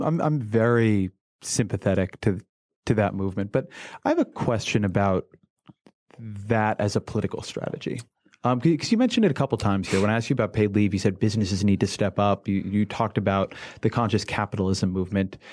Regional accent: California, United States; I'm a Californian.

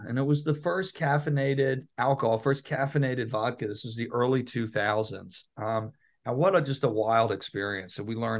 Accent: Philadelphia, Pennsylvania, United States; I grew up in Philadelphia.

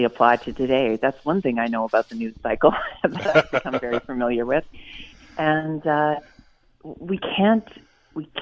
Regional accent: Nova Scotia, Canada; I'm from Nova Scotia, and we've done things a little differently here

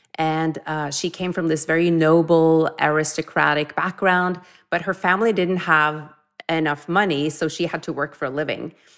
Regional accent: Norway; growing up in Norway

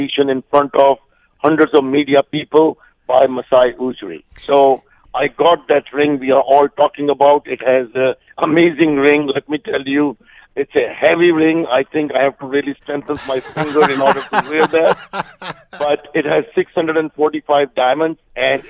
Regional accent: India; now in Canada; I come from India, where cricket is the religion

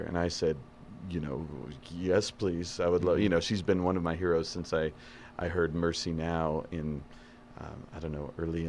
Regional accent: Idaho, United States; I grew up in Idaho

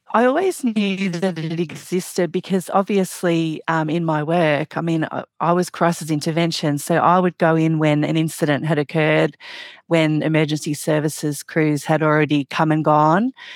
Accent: Australia; I'm obviously from Australia

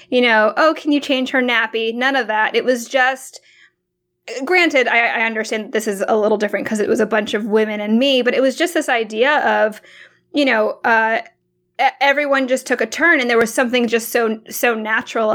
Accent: Hong Kong; moved away; my mom's from the Philippines and I was born in Hong Kong

